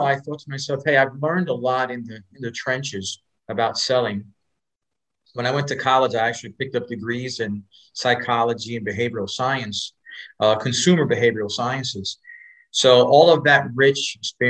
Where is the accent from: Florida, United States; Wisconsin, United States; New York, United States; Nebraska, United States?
New York, United States; New York City; also born or lived in North Dallas, Texas; now in Dallas, United States; I grew up in Spanish Harlem